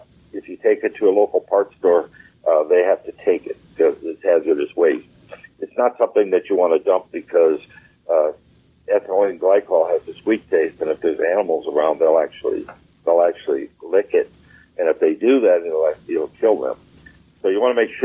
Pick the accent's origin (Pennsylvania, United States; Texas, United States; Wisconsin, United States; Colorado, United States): Wisconsin, United States; moved away; I'm from Wisconsin originally, and every winter, the first thing we did before it got cold is we drained our antifreeze